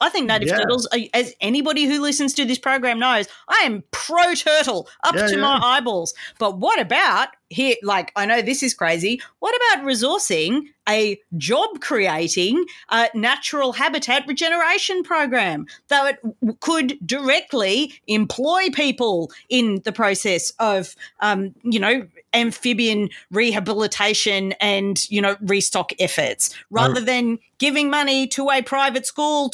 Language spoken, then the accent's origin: English; Australia; also born or lived in Sydney; as an Australian